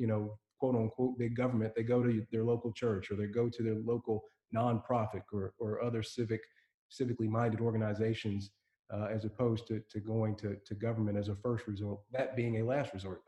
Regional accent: Elizabethtown, Kentucky, United States; I grew up in Elizabethtown, E-Town for short, Hardin County, you know, small community.

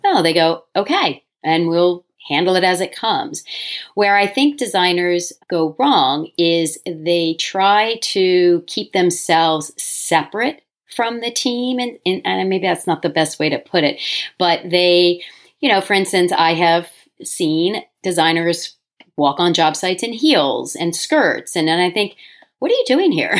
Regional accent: Delaware, United States; moved away as an adult; also born or lived in New York City; I moved back to my home state of Delaware

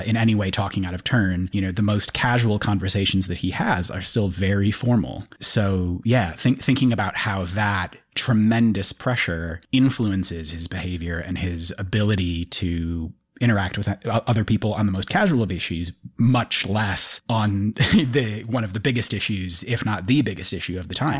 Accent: United Kingdom; I'm a British citizen

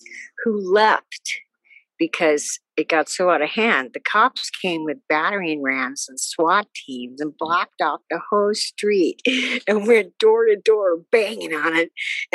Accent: Fairbanks, Alaska, United States; moved away; also born or lived in Seattle; I was from Fairbanks, Alaska

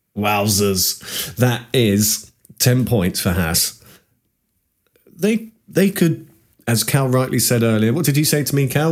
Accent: United Kingdom; us as Brit F one fans

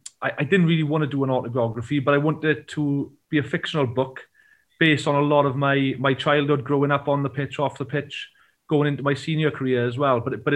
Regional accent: Port Talbot, Wales, United Kingdom; Down in sort of West Wales, Llanelli way, which is only sort of 20 minutes away from where I grew up, they speak a lot of Welsh. But I'm from Portalbert, and basically, you know, my grandparents, my parents, brother, sister, obviously, they couldn't speak Welsh, so I wasn't grown up around it. So, yeah, I didn't speak Welsh.

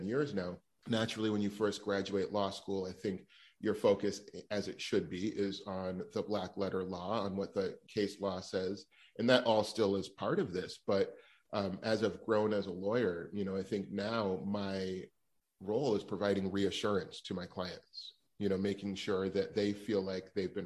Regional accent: Los Angeles, California, United States; also born or lived in New York; I grew up in Los Angeles

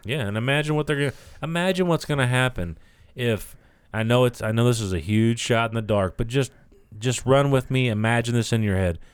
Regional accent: United States; as the American people

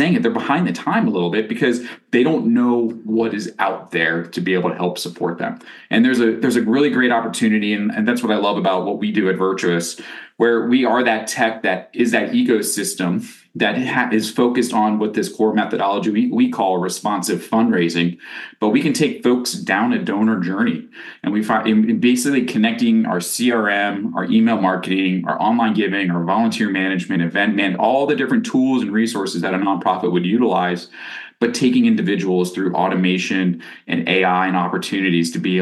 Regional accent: Pittsburgh, Pennsylvania, United States; I grew up here in Pittsburgh, Pennsylvania

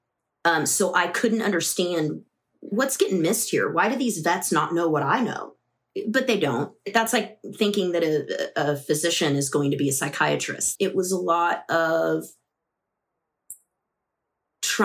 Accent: Midwest, United States; moved away as an adult; also born or lived in the South; I grew up in the Midwest

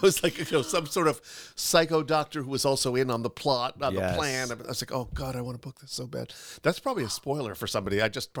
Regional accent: New York City, New York, United States; New York City.

